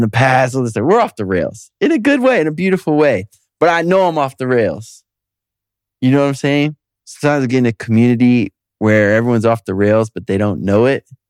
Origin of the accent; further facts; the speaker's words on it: Detroit, Michigan, United States; moved away; I'm from Detroit. And I got a lot of amazing friends there